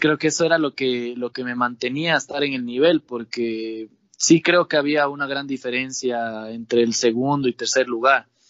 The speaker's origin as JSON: {"language": "Spanish", "town": "Ibarra", "region": "Imbabura", "country": "Ecuador", "tie": "born or raised there", "lives_now": "Atuntaqui, Ecuador", "said": "yo nací en Ibarra, pero vivo he vivido la mitad de mi vida en Ibarra y en Atuntaqui. Mis papás son netamente de Atuntaqui"}